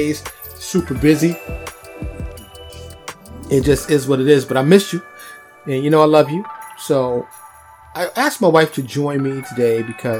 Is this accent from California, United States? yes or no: no; New York, United States; moved away; growing up in New York